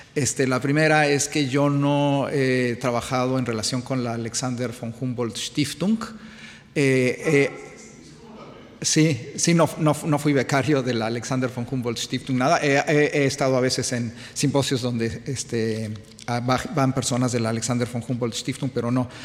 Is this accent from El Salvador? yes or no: no; Mexico; siendo mexicano